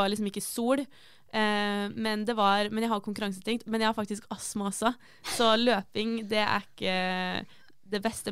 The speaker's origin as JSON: {"language": "Norwegian", "town": "Hvaler", "region": "Østfold", "country": "Norway", "also_born_or_lived": "Fredrikstad", "said": "egentlig så er jeg fra Hvaler."}